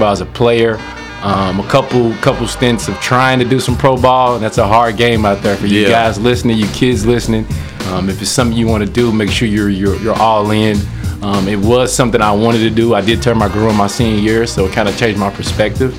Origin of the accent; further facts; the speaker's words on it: Lexington, Kentucky, United States; I'm from Lexington, played ball here